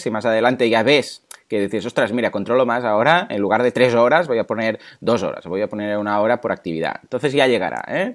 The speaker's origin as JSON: {"language": "Spanish", "town": "Mataró", "region": "Catalonia", "country": "Spain", "said": "yo soy de Mataró"}